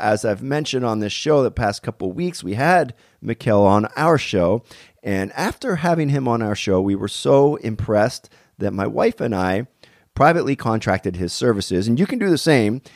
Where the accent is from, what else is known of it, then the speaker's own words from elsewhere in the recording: Pennsylvania, United States; now in California, United States; I'm actually from Pennsylvania myself